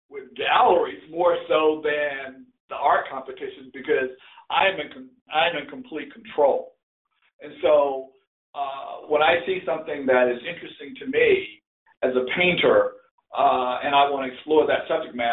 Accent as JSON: {"language": "English", "region": "the South", "country": "United States", "tie": "born or raised there", "said": "And I and, and I grew up in the South, so I did a lot of boats, I did a lot of barns, I did a lot of different type rural things."}